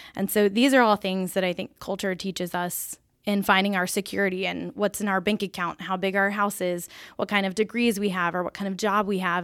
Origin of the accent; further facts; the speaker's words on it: Peachtree City, Georgia, United States; moved away; I'm from Peachtree City